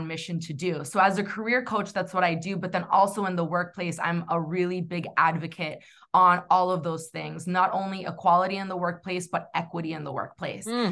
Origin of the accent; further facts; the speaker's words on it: New Hampshire, United States; growing up in New England, specifically New Hampshire